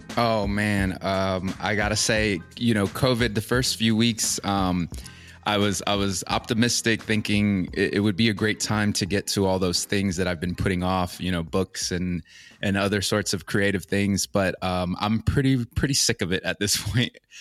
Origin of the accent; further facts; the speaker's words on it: Orlando, Florida, United States; moved away as an adult; also born or lived in Santa Ana, El Salvador / Los Angeles / Encino, California; I, I grew up in, um, Orlando, Florida. Um, I was actually, I was born in, uh, El Salvador, in Santa Ana, El Salvador, and I came to the United States with my family when I was a baby.